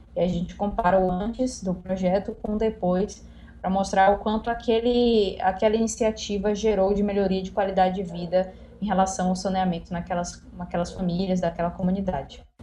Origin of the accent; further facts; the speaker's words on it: Salvador, Bahia, Brazil; eu sou de Salvador, Bahia